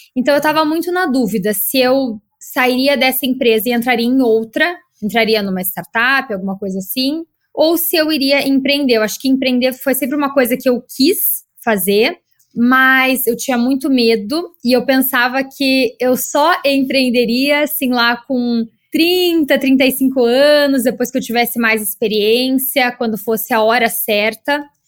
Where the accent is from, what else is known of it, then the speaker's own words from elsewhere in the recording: Curitiba, Paraná, Brazil; moved away as an adult; now in São Paulo, Brazil; eu sou de Curitiba